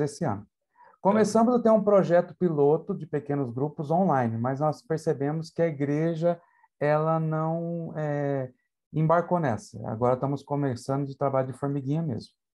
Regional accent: interior of São Paulo, Brazil; also born or lived in southern Brazil; now in Itaquaquecetuba, Brazil; Eu sou da cidade de Itaquacetuba né, São Paulo, da grande São Paulo. É, fui criado no interior de São Paulo

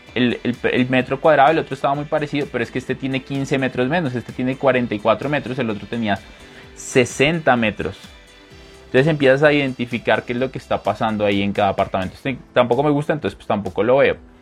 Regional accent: Colombia; also born or lived in Bogotá; mi país, esta página está en Colombia

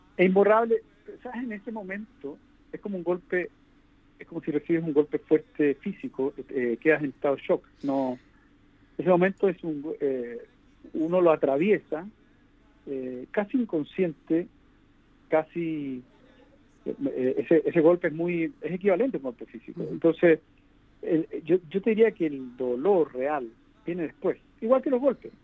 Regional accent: Chile; en mi país

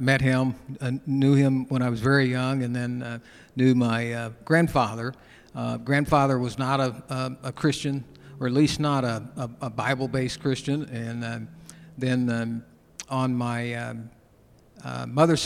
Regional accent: Springfield, Illinois, United States; also born or lived in Battle Creek, Michigan; Grew up in Springfield, Illinois. That's where I met Darcel

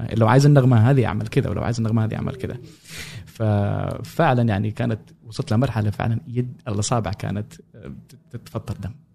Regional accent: Sanaa, Amanat Al Asimah, Yemen; moved away as an adult; also born or lived in Cairo, Egypt; now in United States; انا كنت آه، مواليد اليمن غادرت اليمن 2011

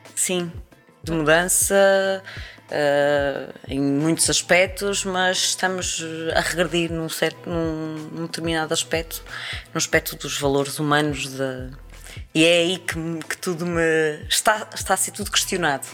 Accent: Praia da Vitória, Azores, Portugal; accent: Terceirense; nasci na freguesia da Gualva, na Praia da Vitória, sou terceirense de Gema

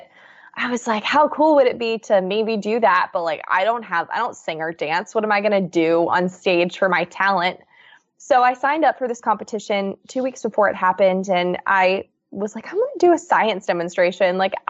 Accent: Newtown, Pennsylvania, United States; So I grew up outside of Newtown, Pennsylvania, which is a suburb of Philadelphia.

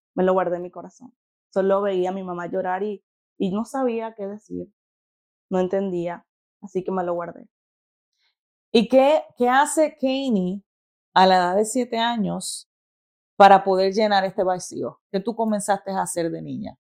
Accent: Venezuela; moved away as an adult; nací en Venezuela, eh, cuando tenía 18 años tomé el paso de fe de salir de Venezuela.

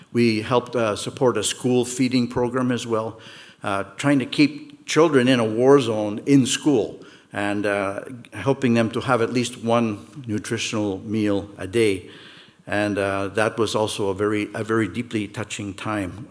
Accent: Montreal, Quebec, Canada; moved away as an adult; also born or lived in Toronto; now in Mississauga, Canada; Peter and I grew up in Montreal.

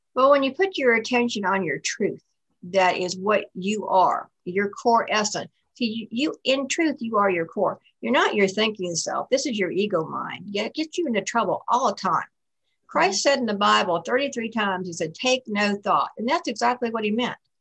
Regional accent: Buffalo, New York, United States; I was born in outside Buffalo, New York

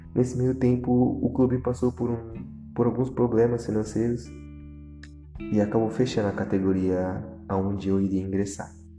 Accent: Santos, São Paulo, Brazil; Nasci e cresci na periferia da cidade de Santos.

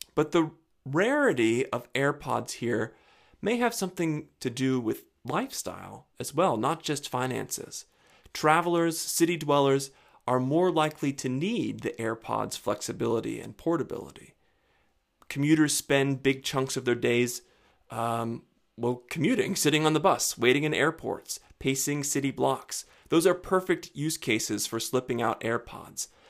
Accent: West Virginia, United States; where I live, my hometown in the rural, remote West Virginia mountains

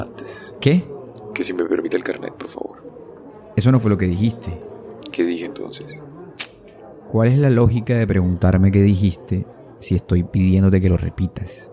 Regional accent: Puerto Colombia, Atlántico, Colombia; Nací en Puerto Colombia

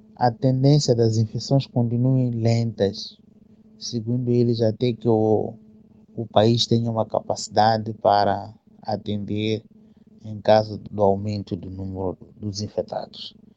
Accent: Mozambique; aqui no nosso país, sabia que é um país pobre

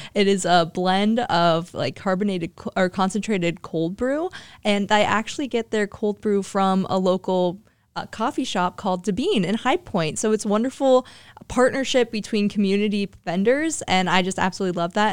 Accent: Hilliard, Ohio, United States; I'm from Hilliard, Ohio

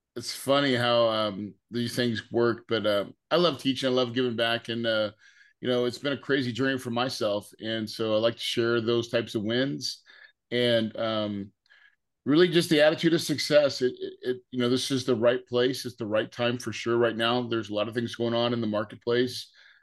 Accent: the Ozarks, Missouri, United States; I grew up in Missouri in the Ozarks

